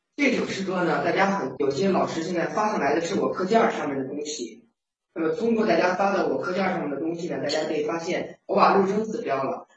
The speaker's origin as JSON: {"language": "Chinese", "country": "China", "said": "我们中国人"}